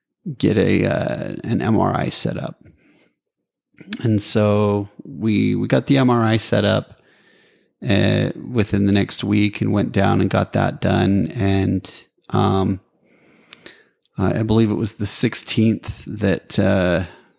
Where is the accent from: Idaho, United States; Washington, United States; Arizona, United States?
Idaho, United States; Preston; I grew up in Preston, and now we're both in each other's hometowns.